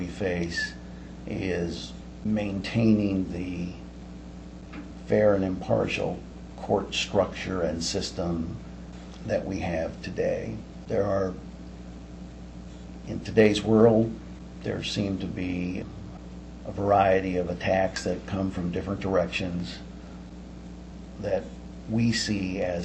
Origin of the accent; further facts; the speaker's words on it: Southern California, United States; moved away as an adult; now in Iowa, United States; I was born and raised in Southern California. I've now lived well over half of my life, however, in Iowa, and I'm an Iowan by choice